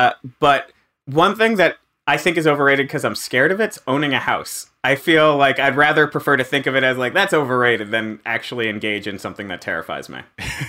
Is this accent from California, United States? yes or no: no; South Florida, United States; now in New York, United States; I grew up in South Florida, though.